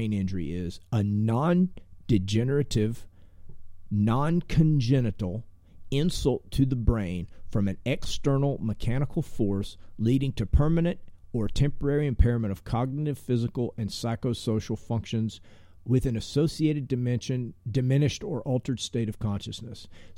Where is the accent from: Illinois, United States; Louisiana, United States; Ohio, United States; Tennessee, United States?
Tennessee, United States; I basically graduated high school, you know, growing up in Tennessee